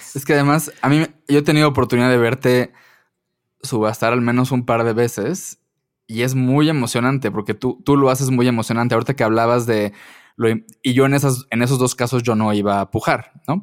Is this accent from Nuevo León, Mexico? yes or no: no; Mérida, Yucatán, Mexico; yo soy de Mérida